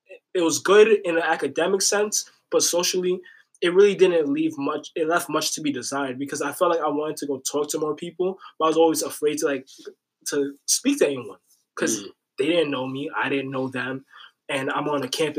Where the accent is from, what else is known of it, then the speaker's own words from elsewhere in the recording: New York City, New York, United States; I'm from Riverdale.